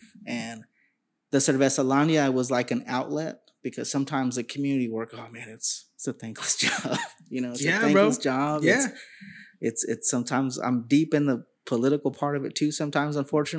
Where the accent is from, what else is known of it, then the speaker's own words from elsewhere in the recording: Sacramento, California, United States; And as a young kid growing up in Sacramento, my mom was single. My dad really wasn't around. And so I'm that stereotypical product Chicano kid from Sacramento